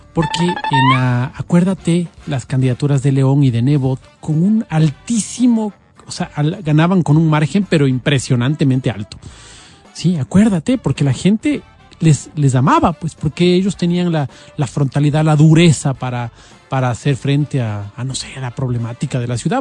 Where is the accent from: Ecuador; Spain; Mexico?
Ecuador; Quito, Pichincha; como quiteños